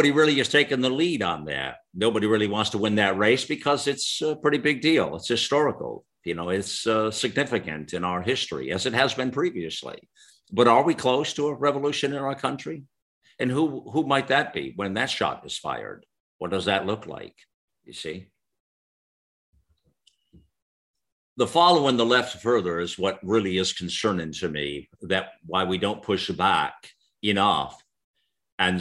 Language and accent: English; United States; in America, growing up as a lad